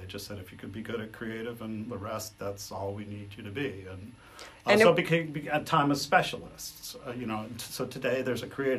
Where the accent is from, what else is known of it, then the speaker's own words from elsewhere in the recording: Detroit, Michigan, United States; moved away as an adult; I grew up in Detroit